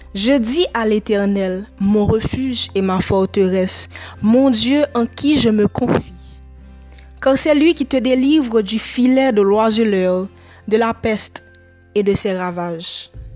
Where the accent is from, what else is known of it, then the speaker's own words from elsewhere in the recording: Haiti; je suis haïtienne